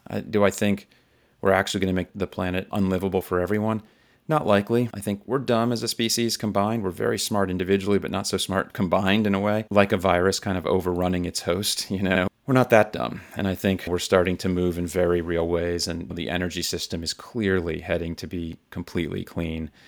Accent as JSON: {"language": "English", "region": "South Florida", "country": "United States", "tie": "born or raised there", "said": "I grew up in South Florida in the U S, where Miami is"}